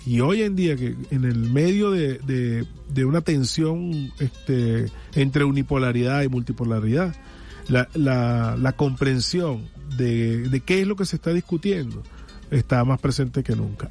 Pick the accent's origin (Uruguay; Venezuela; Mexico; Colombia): Venezuela; como venezolanos